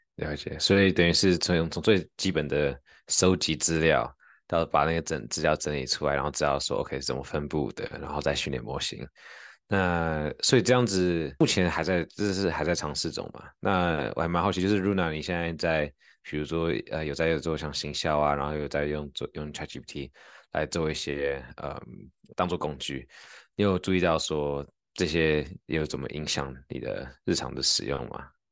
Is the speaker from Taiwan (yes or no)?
yes; Taiwan; accent: Taiwanese accent (in English); 我有那个英文有台湾腔